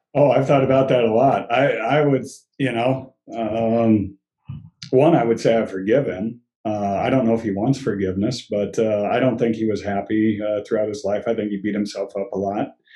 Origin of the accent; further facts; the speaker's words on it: Colorado, United States; also born or lived in West Germany; I was born and raised. I'm a, I'm a native